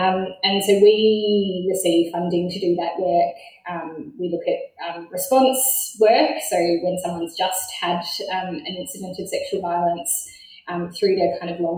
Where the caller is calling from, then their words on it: Launceston, Tasmania, Australia; I'm joining you from Launceston, which is an important meeting point where three rivers converge here in Tasmania.